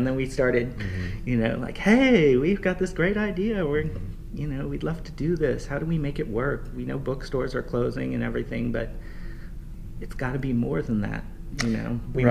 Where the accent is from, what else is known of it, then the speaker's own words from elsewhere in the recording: Cos Cob, Connecticut, United States; now in New York, United States; I grew up in Connecticut, in Koskob, so about an hour north of the city, and I've been here since 91.